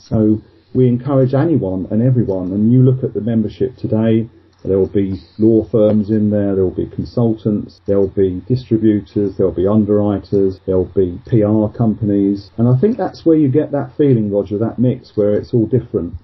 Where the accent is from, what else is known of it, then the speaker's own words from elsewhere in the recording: Luton, East of England, United Kingdom; I was born in sort of Luton in Bedfordshire